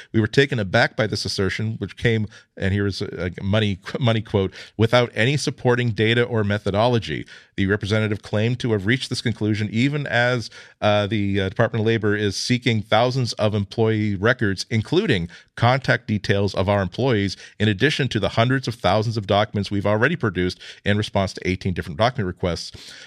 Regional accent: United States; I'm American

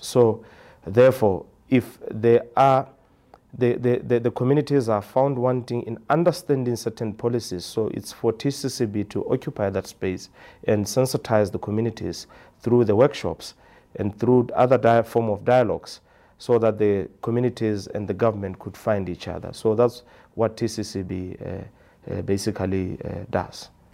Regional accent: Maun, North-West District, Botswana; I'm from Botswana, a village called Maun. That's where I live.

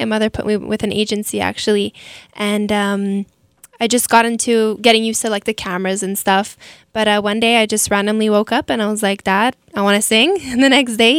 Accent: Montreal, Quebec, Canada; I'm from Montreal.

